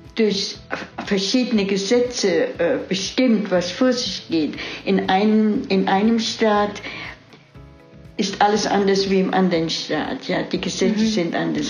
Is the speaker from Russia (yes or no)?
no; Weilerbach, Rhineland-Palatinate, Germany; moved away as an adult; now in Alpharetta, United States; Ich bin geboren in Weiderbach bei Kaiserslautern.